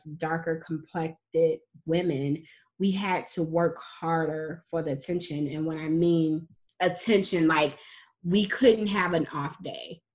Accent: United States; as a dark-skinned woman growing up in America

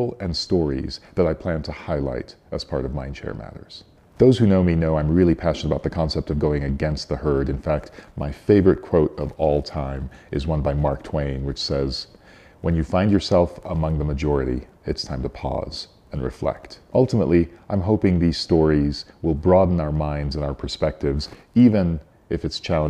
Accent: Cairo, Cairo Governorate, Egypt; moved away as an adult; now in Park City, United States; I'm originally from Cairo, Egypt, but I've lived in the U.S. for 35 years now, and for the last 23, I've been in beautiful Park City, Utah

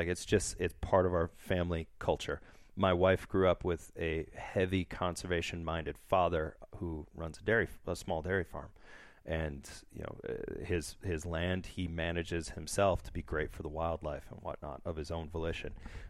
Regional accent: Wisconsin, United States; accent: northern Wisconsin; I think it took me forever to get rid of my northern Wisconsin accent.

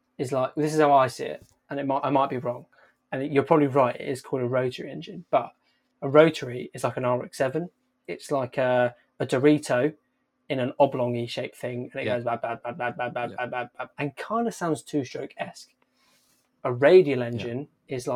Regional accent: Yorkshire and the Humber, United Kingdom; moved away; I'm from Yorkshire originally.

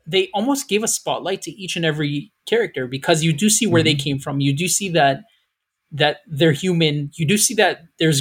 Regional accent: United States; us as American people

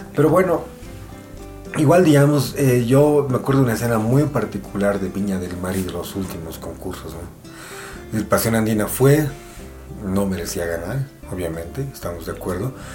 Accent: Bolivia; en nuestra forma de ser como bolivianos, somos una sociedad profundamente conservadora

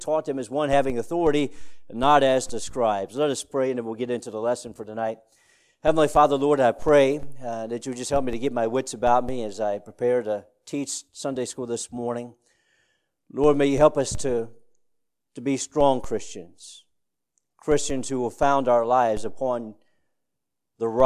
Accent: Woodstock, Virginia, United States; in Woodstock, Virginia, my hometown

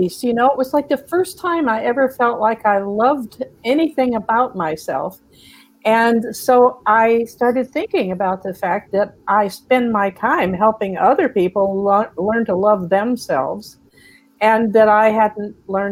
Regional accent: United States; also born or lived in Texas / Georgia; now in California, United States; I grew up in Texas and Georgia

